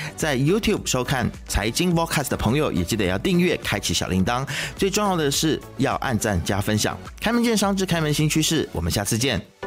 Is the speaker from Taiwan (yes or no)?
no; Malaysia; Despite 我们马来西亚人对他有什么意见